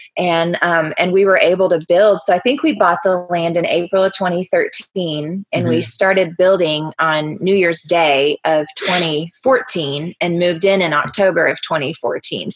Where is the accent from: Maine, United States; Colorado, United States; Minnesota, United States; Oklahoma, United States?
Oklahoma, United States; Muskogee; moved away as an adult; also born or lived in Tulsa, Oklahoma; now in Norman, United States; I'm from Muskogee